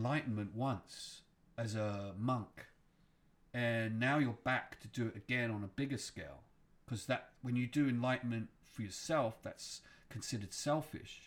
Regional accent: Stonehenge, South West England, United Kingdom; now in United States; I grew up around Stonehenge

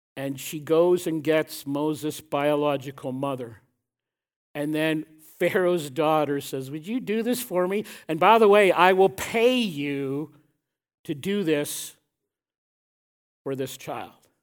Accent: Canada; I am deeply proud to be a Canadian.

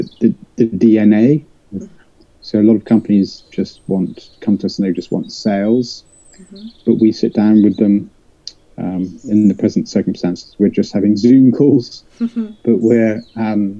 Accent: West Country, South West England, United Kingdom; I was brought up in the West Country, so I'm a country boy.

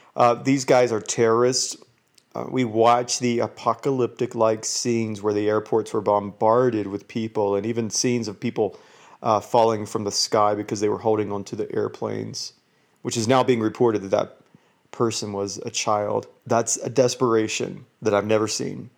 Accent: Georgia, United States; moved away as an adult; now in Utah, United States; I live in Utah, but I'm from Georgia

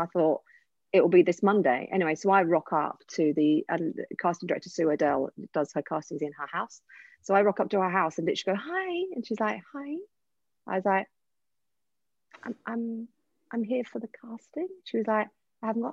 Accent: Essex, East of England, United Kingdom; accent: Essex

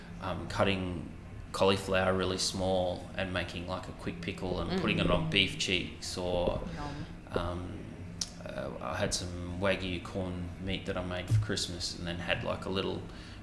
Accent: Gladstone, Queensland, Australia; when I was growing up in Gladstone and we moved, my parents built a new house.

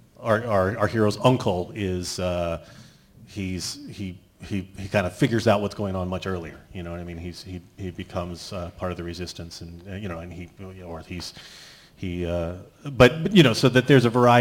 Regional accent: Dallas, Texas, United States; I grew up in Dallas, Texas

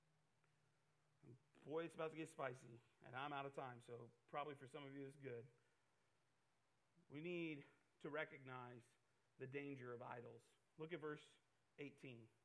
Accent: Iowa, United States; I'm from Iowa. I love farm life

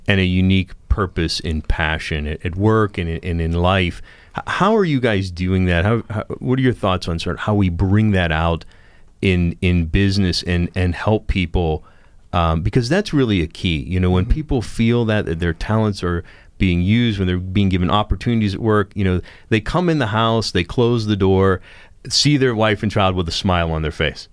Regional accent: Steubenville, Ohio, United States; I grew up near the Franciscan University of Steubenville

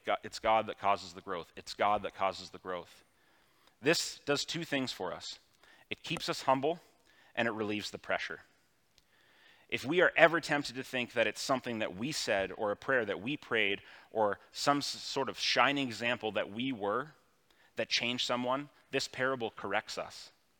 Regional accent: Elmira, New York, United States; it's a world that I've kind of always known growing up in Elmira at an arm's length

